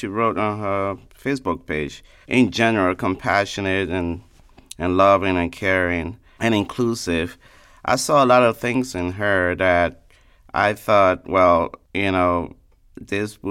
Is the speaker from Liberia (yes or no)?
yes; Liberia; now in Sanford, United States; originally from Liberia, a West African state.